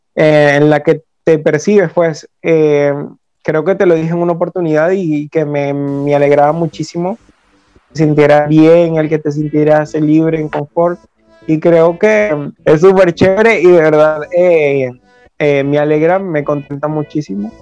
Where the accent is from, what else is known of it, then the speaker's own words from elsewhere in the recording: Venezuela; de acá de, nuestro país